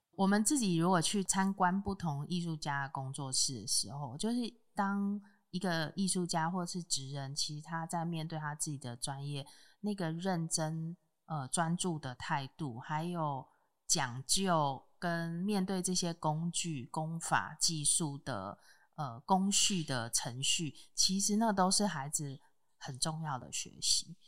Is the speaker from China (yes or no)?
no; Taipei, Taiwan; also born or lived in Fengbin, Hualien; now in Hualien, Taiwan; 我是台北人